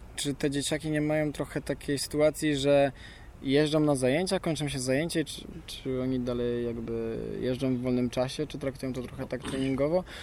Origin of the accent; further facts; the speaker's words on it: Łódź, Łódź Voivodeship, Poland; Jesteśmy z Łodzi